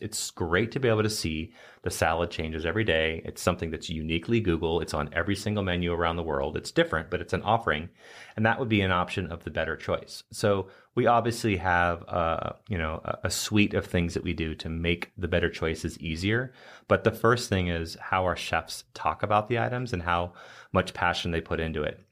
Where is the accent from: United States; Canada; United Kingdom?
United States; an American chef